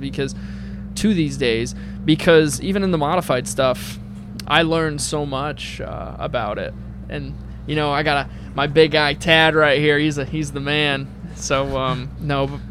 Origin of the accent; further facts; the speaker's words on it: New England, United States; I'm from New England